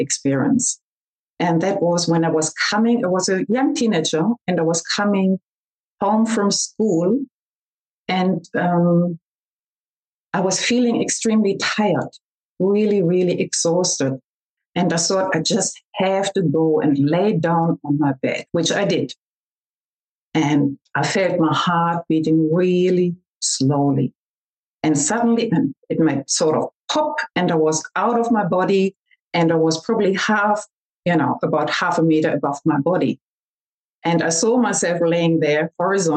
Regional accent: Germany; accent: German; also born or lived in Australia; I'm talking to you from Germany, and I hope you can understand my German accent

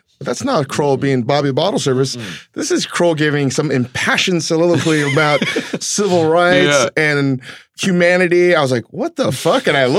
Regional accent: Virginia, United States; I am from Virginia.

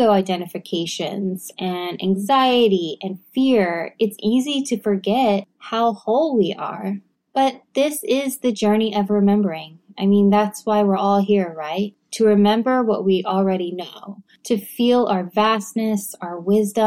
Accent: Texas, United States; moved away; I'm from Texas and I say y'all and I'm never gonna stop

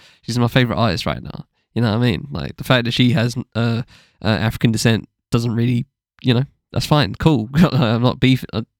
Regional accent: Essex, East of England, United Kingdom; accent: Essex; basically bred in Essex and, you know, the Cockney accent is... I hear it more over here than when I go to London.

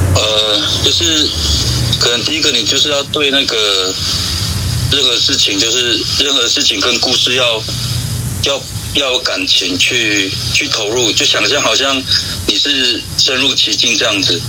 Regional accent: lower Luluna, Xinyi Township, Nantou County, Taiwan; 从小是在那个罗那的下面

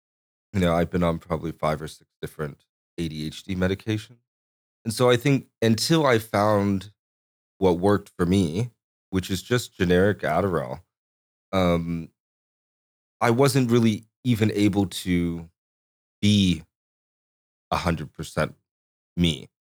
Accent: Corpus Christi, Texas, United States; born there; I was born in Corpus Christi.

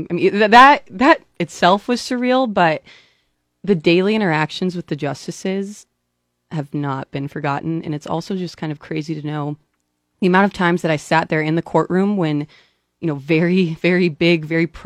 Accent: Lincoln, Nebraska, United States; also born or lived in Fremont; Yeah, I was born in Fremont, but raised in Lincoln.

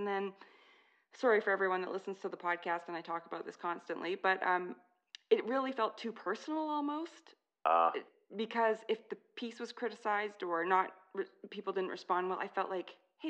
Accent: Canada; I'm Canadian

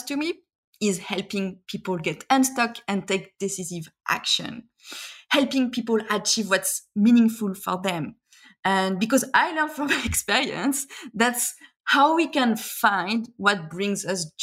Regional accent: France; moved away as an adult; also born or lived in Shanghai, China; now in Australia; I left France and expatriated in China, as you mentioned, in Shanghai

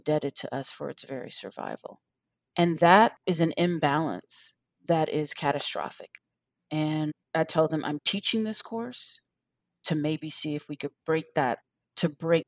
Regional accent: Washington, District of Columbia, United States; also born or lived in North Carolina; now in Chapel Hill, United States; I grew up in Washington, D.C. I spent my summers in North Carolina with my grandmother.

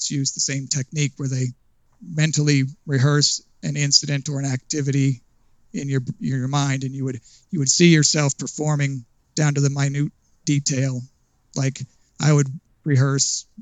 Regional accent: Port Orchard, Washington, United States; I was born and raised in Port Orchard, Washington, which is on the wet side of the state.

